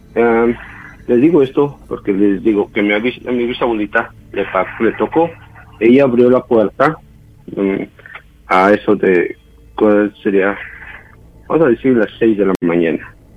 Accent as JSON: {"language": "Spanish", "region": "Oaxaca", "country": "Mexico", "tie": "born or raised there", "also_born_or_lived": "Mexico City", "said": "yo soy nacido en la Ciudad de México, pero criado en Oaxaca, yo pues digo que soy de Oaxaca."}